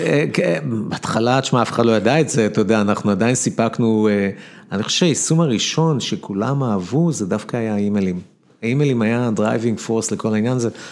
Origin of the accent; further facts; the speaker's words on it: Ramla, Central District, Israel; גדלתי ברמלה